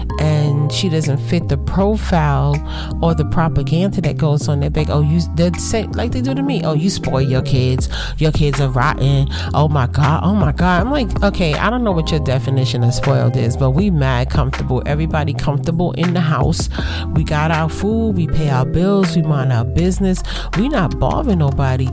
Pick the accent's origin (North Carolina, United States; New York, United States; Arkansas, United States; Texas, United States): New York, United States; New York City; moved away